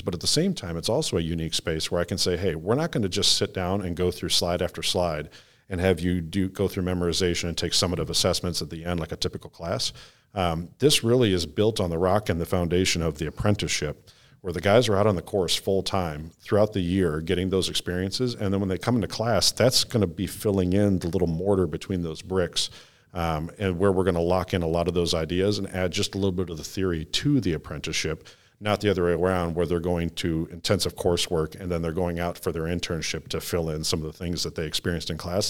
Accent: Hastings, Michigan, United States; grew up on the west side of Michigan, um, sort of southwest. Uh, if you drew a triangle between Battle Creek, Kalamazoo, and Grand Rapids, I'm right smack dab in the middle in Hastings.

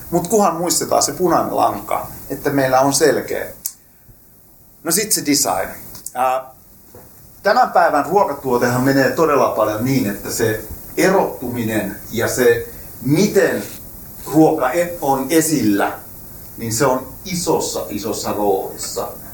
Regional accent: Rauma, Satakunta, Finland; mä olen itse raumalainen lähtöisin

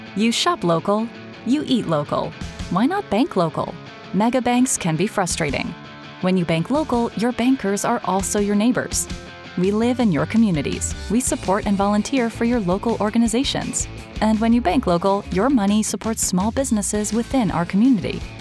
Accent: Chicago, Illinois, United States; also born or lived in Wheaton, Illinois; I was born and raised in Chicagoland uh, Hinsdale, Oak Park

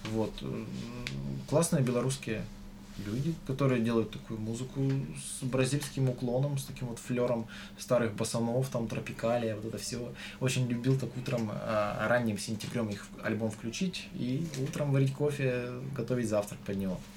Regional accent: Tolyatti, Samara Oblast, Russia; Очень советую всем послушать группу … Она, кажется, из Тольятти. И там... Ой, я не уверен, из Тольятти, да?

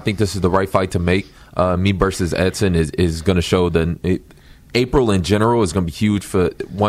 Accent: Detroit, Michigan, United States; born or raised there; moved away as an adult; now in Las Vegas, United States

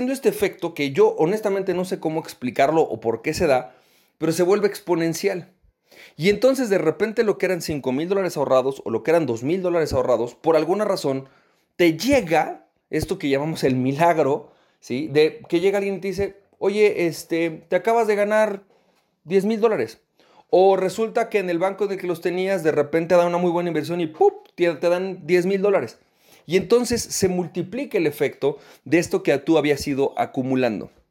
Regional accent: Venezuela; moved away; ¿cómo le hago para poder recuperar ese nivel que yo tenía en mi país de origen, en Venezuela?

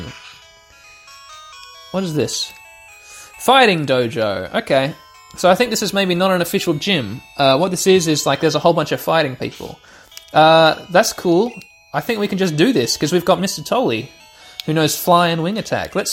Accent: Australia; I grew up here in Australia

